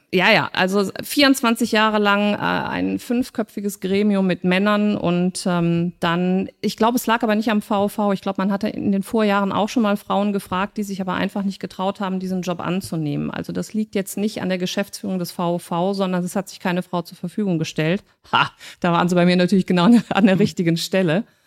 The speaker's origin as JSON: {"language": "German", "town": "Cologne", "region": "North Rhine-Westphalia", "country": "Germany", "tie": "born or raised there", "said": "wir zwei Urkölschen"}